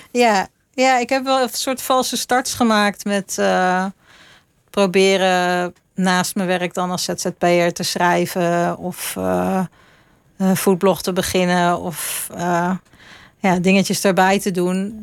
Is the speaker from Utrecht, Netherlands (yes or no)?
yes; Utrecht, Netherlands; moved away as an adult; also born or lived in London; now in Leiden, Netherlands; toen kon ik in Utrecht gaan wonen waar ik vandaan kwam